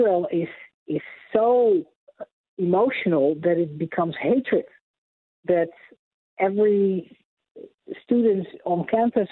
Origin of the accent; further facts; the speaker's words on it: Netherlands; moved away as an adult; also born or lived in Amsterdam, Netherlands; now in United States; I was born and raised in Holland, in Europe, and lived in Amsterdam